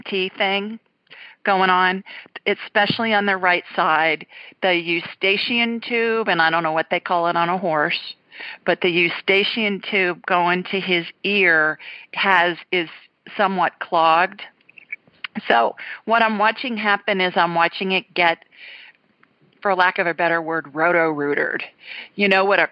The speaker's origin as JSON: {"language": "English", "region": "Ohio", "country": "United States", "tie": "born or raised there", "also_born_or_lived": "Los Angeles, California / Sioux Falls, South Dakota", "moved": "yes", "lives_now": "deep south, United States", "said": "I grew up in Ohio."}